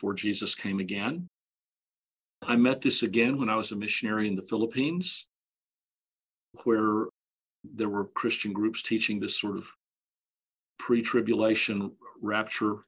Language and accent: English; Dallas, Texas, United States; I grew up in Dallas